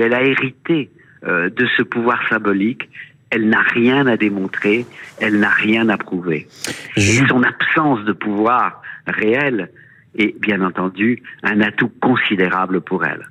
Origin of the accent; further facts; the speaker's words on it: France; chez nous en France